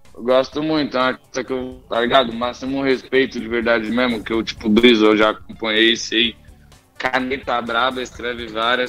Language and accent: Portuguese; São Paulo, Brazil; Vim de comunidade, vim de da quebrada. Zona Sul, Vila Xeba, cresci lá. Lá é a minha origem.